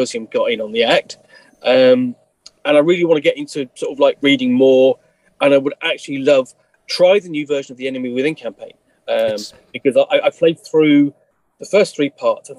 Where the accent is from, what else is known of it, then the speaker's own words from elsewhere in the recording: England, United Kingdom; I'm English